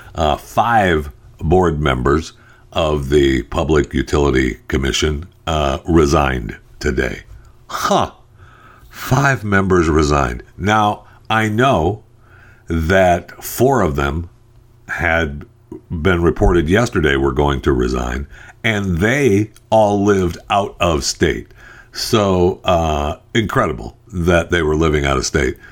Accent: United States

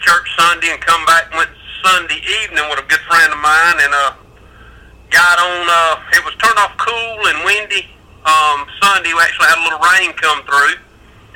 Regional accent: Hazlehurst, Georgia, United States; I'm actually from South Georgia, would probably be the South Central Georgia. Hazelhurst, Telfair County

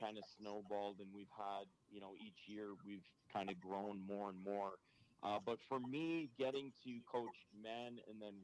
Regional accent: Ottawa, Ontario, Canada; accent: Canadian; moved away; I'm originally from Ottawa, Ontario, Canada

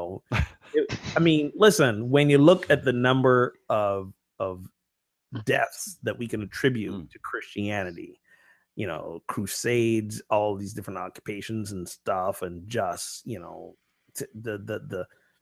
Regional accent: Barbados; growing up in Barbados

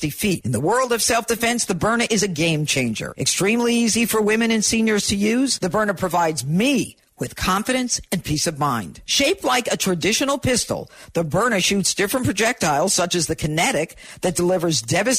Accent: Elmira, New York, United States; I grew up in Elmira, New York. It's an upstate town

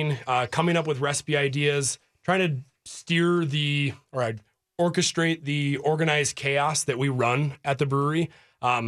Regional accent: Fargo, North Dakota, United States; also born or lived in Minneapolis, Minnesota; we're from Fargo, North Dakota

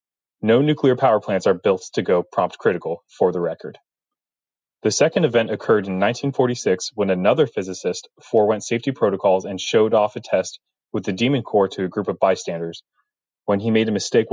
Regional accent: North Carolina, United States; I'm from North Carolina, and I am a nuclear engineer

